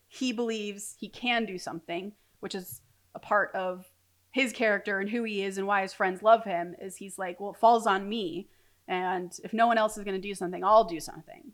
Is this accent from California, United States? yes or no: yes; Orange County, California, United States; I'm from Orange County